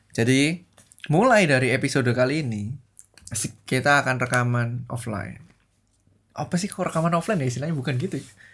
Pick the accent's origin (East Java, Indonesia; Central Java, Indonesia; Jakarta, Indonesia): East Java, Indonesia; outside Surabaya; Aku tuh dari SD e, yang terpencil, bukan terpencil di luar Surabaya